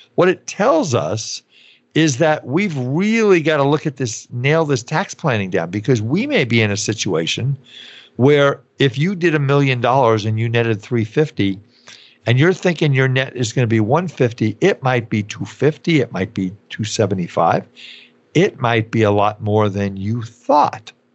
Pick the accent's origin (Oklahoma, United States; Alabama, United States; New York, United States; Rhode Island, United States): New York, United States; growing up in New York